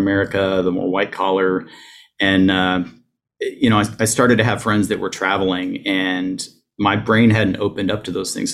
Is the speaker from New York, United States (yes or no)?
no; Ohio, United States; moved away as an adult; also born or lived in North Carolina; I grew up in Ohio, that I realized that I could actually move away from my hometown